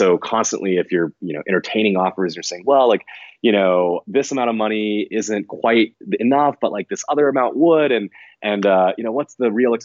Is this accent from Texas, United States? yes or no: yes; College Station, Texas, United States; I grew up in College Station, Texas, which is a fairly small town